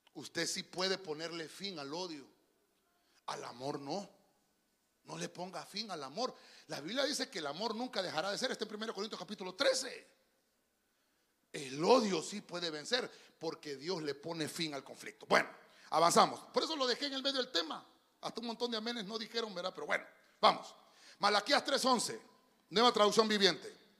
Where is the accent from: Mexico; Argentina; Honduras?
Honduras; yo soy hondureño